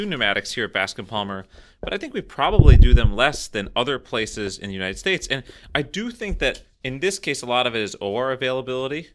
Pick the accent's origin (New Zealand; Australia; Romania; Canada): Canada; speaking as a Canadian retinal surgeon